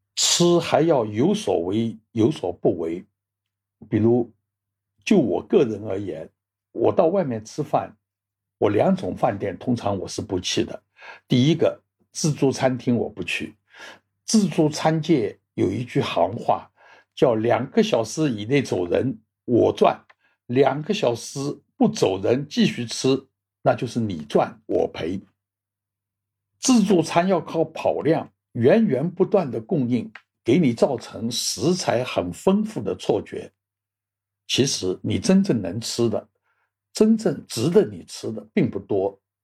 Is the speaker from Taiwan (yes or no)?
no; Shanghai, China; moved away as an adult; also born or lived in Xiamen / Hong Kong; 我回上海过年